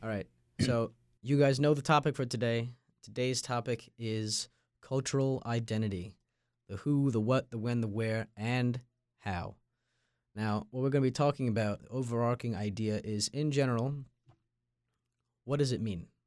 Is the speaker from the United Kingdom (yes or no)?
no; Long Island, New York, United States; moved away as an adult; now in North Carolina, United States; I'm from Long Island, New York, and I'm a member of the freshman class of 2026 here at State